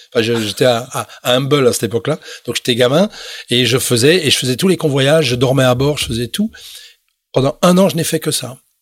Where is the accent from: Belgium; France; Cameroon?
Belgium; moved away as an adult; also born or lived in Toronto, Canada / Montreal, Canada / Quebec City, Canada; je suis rentré chez moi en Belgique